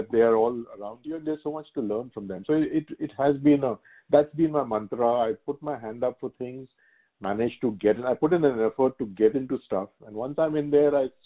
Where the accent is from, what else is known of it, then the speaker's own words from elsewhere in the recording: Singapore; very privileged to be a to be a Singaporean. That's how I think of myself as a Singaporean and an Indian. They're, the two homes.